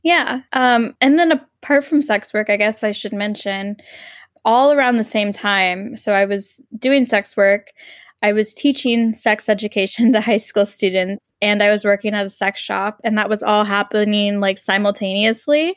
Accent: Texas, United States; I grew up in Texas

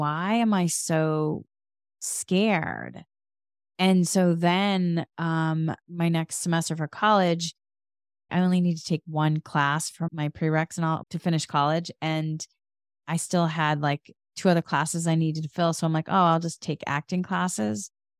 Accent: Massachusetts, United States; moved away; And so then I moved from Massachusetts to California

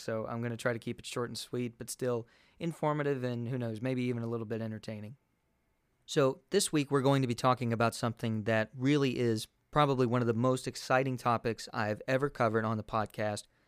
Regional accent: Kentucky, United States; the state of Kentucky, my home state

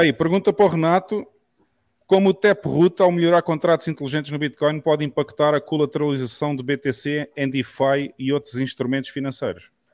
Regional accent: Portugal; moved away as an adult; now in El Salvador; eu sou português, eu vivia em Portugal até há um ano atrás e eu saí de Portugal

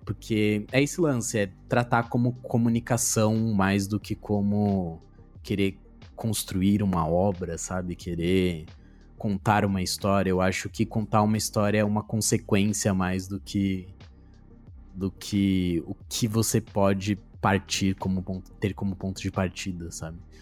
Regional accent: São Paulo, Brazil; Nascido e Criado. Já fui de todo canto, já fui de todo canto, já morei em, em todas as todas as coordenadas da cidade já

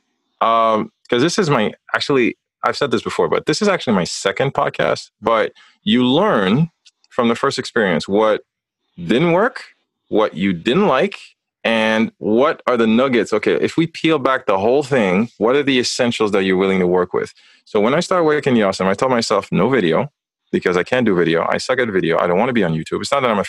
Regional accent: Haiti; moved away; also born or lived in North America; growing up in Haiti, you grow up with that very heavy weight of the identity of being a man

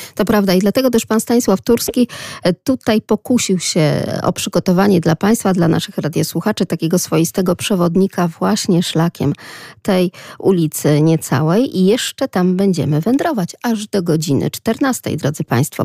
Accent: Lublin, Lublin Voivodeship, Poland; accent: Lublin; z takim akcentem naszym troszeczkę prześmiewczym, lubelskim

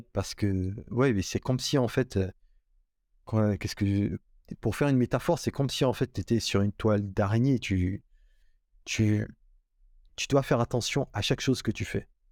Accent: Guinea; moved away as an adult; now in Morocco; j'ai grandi en Guinée-Conakry, en Afrique de l'Ouest

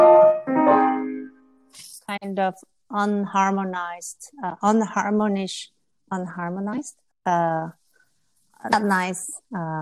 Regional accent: Seoul, South Korea; I came from Seoul

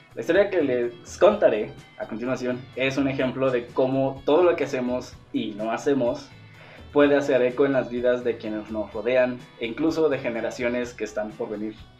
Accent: Mexico; somos mexicanos

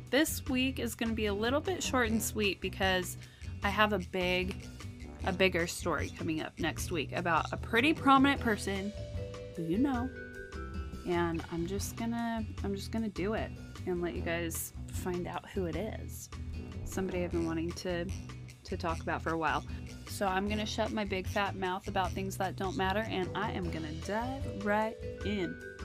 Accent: Las Vegas, Nevada, United States; now in California, United States; I'm from Vegas

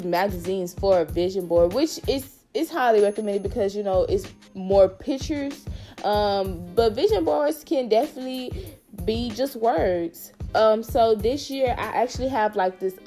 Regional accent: Houston, Texas, United States; now in Austin, United States; I'm from Houston, y'all. I'm so Houston

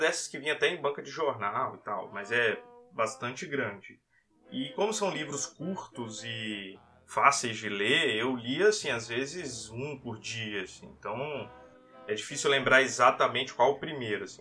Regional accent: Vitória, Espírito Santo, Brazil; Eu sou de Vitória, Espírito Santo

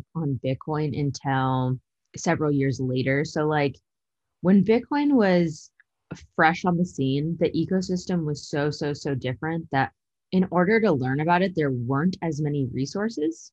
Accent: San Bruno, California, United States; moved away as an adult; also born or lived in Utah / New York / Illinois; now in Texas, United States; I was born and raised in San Bruno, so it's like a smaller town outside of San Francisco.

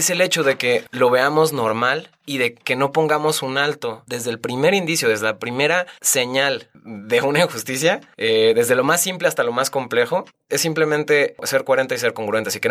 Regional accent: Guadalajara, Jalisco, Mexico; yo nací en Guadalajara

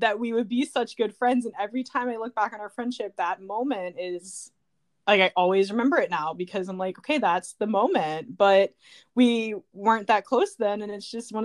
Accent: suburb of New Orleans, Louisiana, United States; my home state is Louisiana

